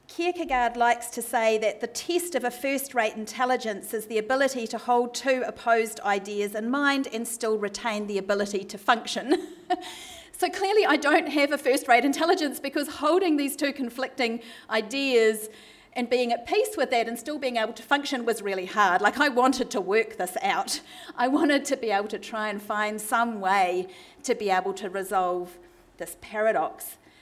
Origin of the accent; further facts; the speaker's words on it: New Zealand; now in Melbourne, Australia; I am a Kiwi, and I apologise if my accent causes anyone any difficulty tonight